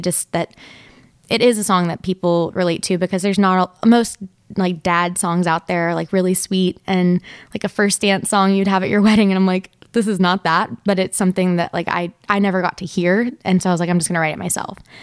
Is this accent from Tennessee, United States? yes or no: yes; Nashville, Tennessee, United States; I grew up in Nashville